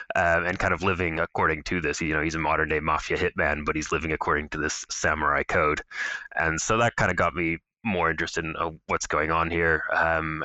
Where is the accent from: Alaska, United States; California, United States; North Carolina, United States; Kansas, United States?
Alaska, United States; I'm originally from Alaska. I kind of grew up there and went to the University of Alaska